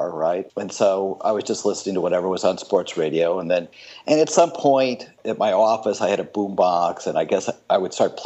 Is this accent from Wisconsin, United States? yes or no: yes; Milwaukee, Wisconsin, United States; moved away as an adult; also born or lived in North Shore, Illinois / Redlands, California; now in Washington, D.C. area, United States; I was born in, was raised in the Midwest